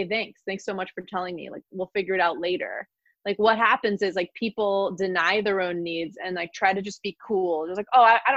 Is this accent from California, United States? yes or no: yes; California, United States; also born or lived in Virginia; I'm from California. So I wanted to be back here